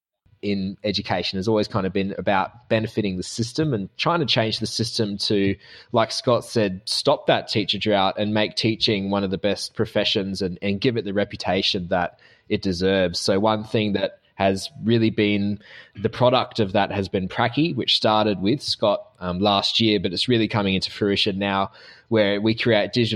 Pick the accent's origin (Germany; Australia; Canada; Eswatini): Australia; accent: Australian; I'm the Australian side of the trifecta of accents in this episode.